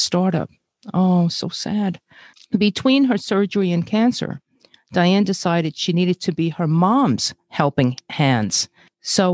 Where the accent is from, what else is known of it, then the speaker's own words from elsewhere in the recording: New York City, New York, United States; also born or lived in Brazil; I'm Asian, born in Brazil, and grew up in Flatbush, Brooklyn